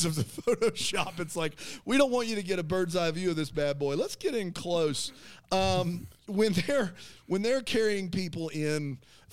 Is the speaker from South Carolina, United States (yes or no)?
yes; South Carolina, United States; we're from South Carolina